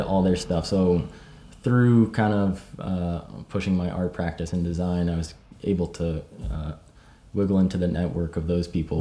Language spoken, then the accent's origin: English; Maine, United States; I grew up in Maine in the United States.